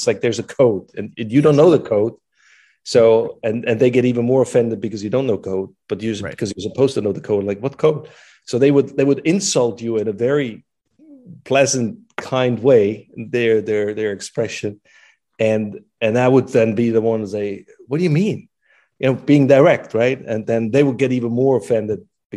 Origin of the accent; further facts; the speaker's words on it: Switzerland; now in United States; born as a Swiss, or born a Swiss and American by choice